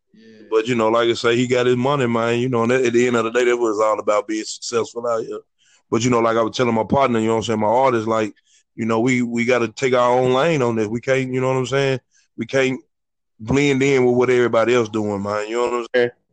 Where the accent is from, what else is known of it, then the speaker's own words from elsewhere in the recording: Memphis, Tennessee, United States; also born or lived in Atlanta / Chicago; I'm from North Memphis